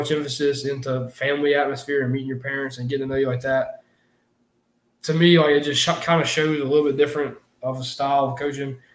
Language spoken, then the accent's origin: English; Florida, United States; obviously I'm from Florida